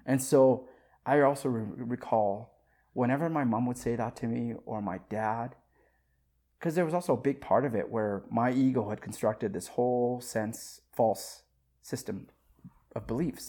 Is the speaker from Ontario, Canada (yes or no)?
no; Saskatoon, Saskatchewan, Canada; also born or lived in Africa; I grew up in Saskatoon, Saskatchewan